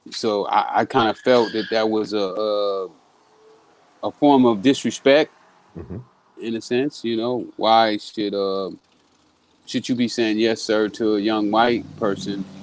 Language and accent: English; Texas, United States; Well, you know, uh, I'm, I'm from Texas.